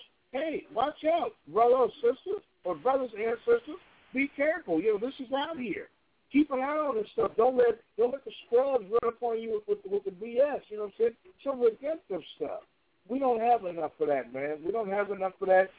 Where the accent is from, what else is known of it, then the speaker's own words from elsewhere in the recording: Chicago, Illinois, United States; Chicago, my hometown